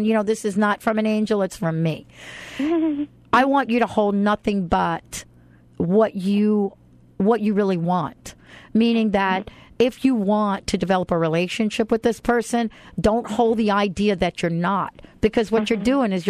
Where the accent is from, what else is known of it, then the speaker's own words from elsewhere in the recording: New York, United States; moved away; I'm from New York